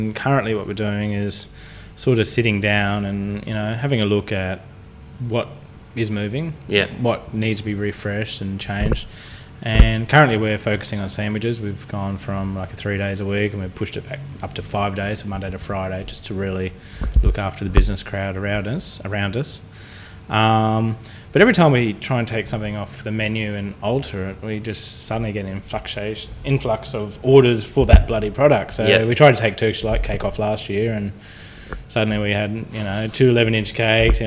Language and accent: English; Pittsworth, Queensland, Australia; When I was a kid, my auntie had a cattle farm. I'm from Pittsworth, outside Toowoomba